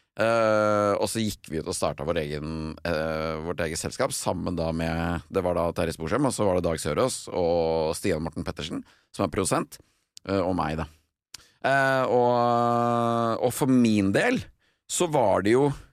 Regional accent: Vestfold, Norway; hjemme i Vestfold

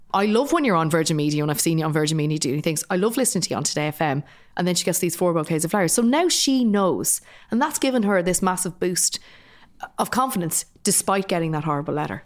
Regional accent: Dublin, Leinster, Ireland; I'm also from working class Dublin, I'm from Finglas.

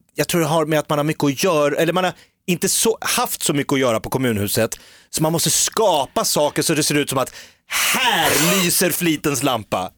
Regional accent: Järfälla, Stockholm County, Sweden; also born or lived in Nacka; Jag är ju från Sångvägen i Jakobsberg

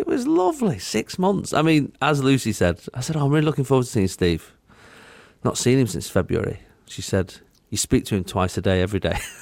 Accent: United Kingdom; I'm British

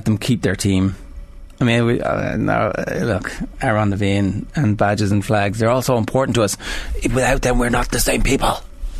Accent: Armagh, Northern Ireland, United Kingdom; I'm from Armagh. I support the Republic.

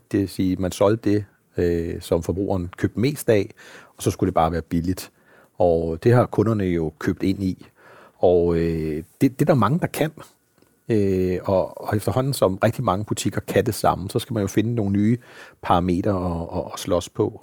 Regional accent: Denmark

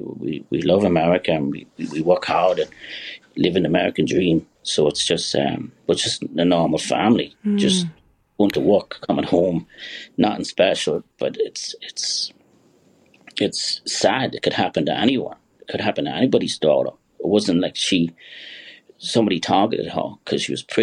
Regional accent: Kilkerley, Leinster, Ireland; now in New York, United States

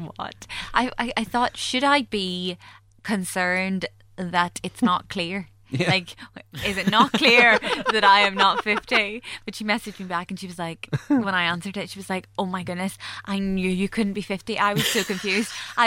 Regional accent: Magherafelt, Northern Ireland, United Kingdom; accent: Northern Irish; also born or lived in Liverpool; we are Northern Irish? Like, I think they might be able to tell by our accent.

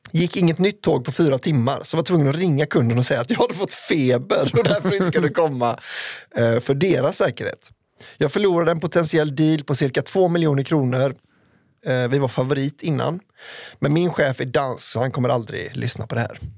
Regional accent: Sweden; born there; Men som född svensk kan jag inte säga något opassande.

